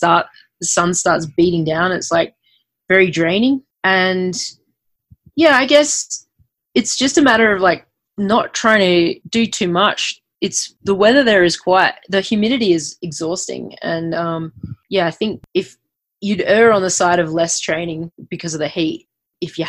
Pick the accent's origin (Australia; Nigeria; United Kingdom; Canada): Australia; Adelaide, South Australia; moved away as an adult; also born or lived in Queensland, Australia; growing up in Australia